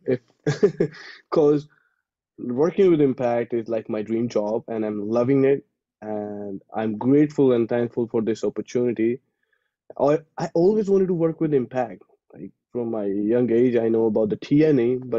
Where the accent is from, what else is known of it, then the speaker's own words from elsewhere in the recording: India; moved away as an adult; as an Indian